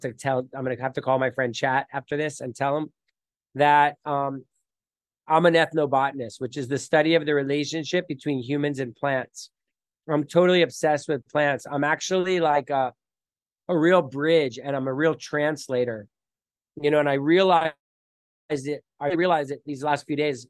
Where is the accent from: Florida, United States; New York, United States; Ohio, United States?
Florida, United States; Miami; now in Costa Rica; I grew up in Miami, Florida